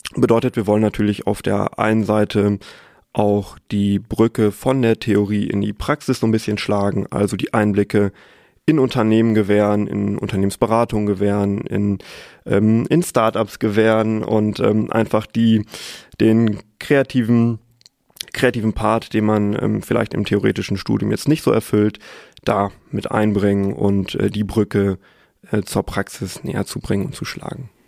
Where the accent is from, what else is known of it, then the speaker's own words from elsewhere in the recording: Sauerland, North Rhine-Westphalia, Germany; moved away as an adult; now in Münster, Germany; gebürtiger Sauerländer, habe dort auch äh, meinen Bachelor gemacht